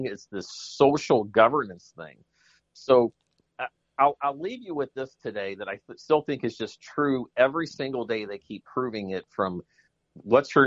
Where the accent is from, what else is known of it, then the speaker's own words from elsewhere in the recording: Illinois, United States; I'm from Illinois